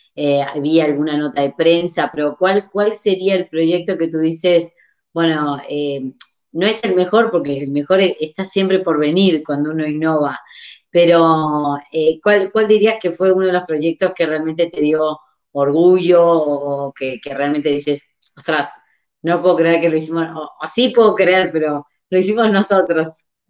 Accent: Uruguay; now in Barcelona, Spain; yo soy de Uruguay, estoy en Barcelona

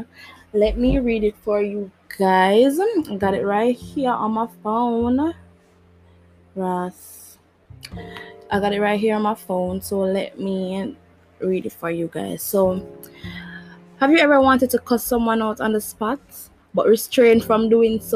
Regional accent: Jamaica; I'm Jamaican. For all who never know, yeah, I'm Jamaican.

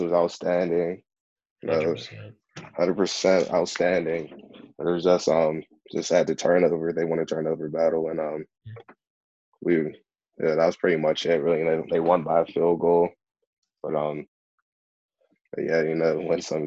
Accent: Penn Hills, Pennsylvania, United States; moved away; also born or lived in Pine-Richland area, Pennsylvania; I was originally from Penn Hills also, so I know people from Penn Hills.

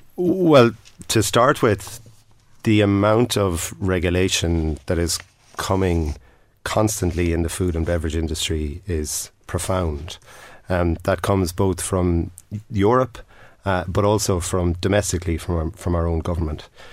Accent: Tipperary, Munster, Ireland; I'm from Tipperary

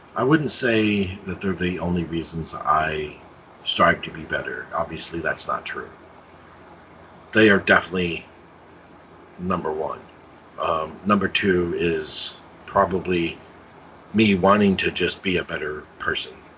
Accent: Indianapolis, Indiana, United States; now in Cincinnati, United States; I grew up in Indianapolis

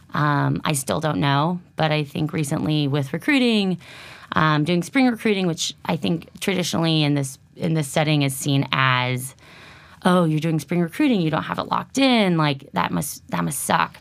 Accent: Lafayette, California, United States; moved away; originally from the Bay Area, Lafayette, my hometown as well

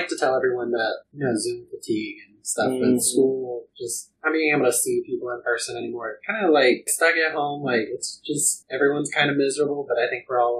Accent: Phenix City, Alabama, United States; moved away as an adult; also born or lived in Auburn, Alabama; now in New York, United States; So I'm originally from Alabama. I'm from Phoenix City specifically, which if you just like Google it, it's like known for being the original Sin City in like 1950s.

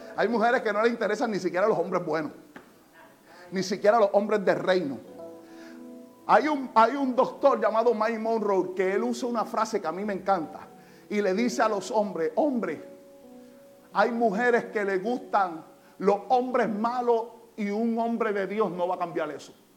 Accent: Puerto Rico; En Puerto Rico pasa aún cuando nosotros somos ciudadanos americanos.

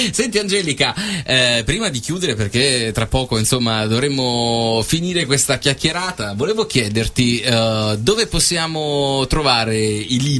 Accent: Bisceglie, Apulia, Italy; Biceglie. Di Biceglie.

